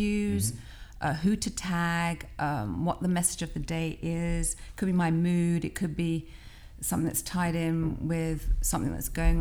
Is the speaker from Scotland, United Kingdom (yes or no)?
no; London, United Kingdom; moved away as an adult; now in Philadelphia, United States; I'm British because I was born in London, and I've only ever lived in London and Philadelphia.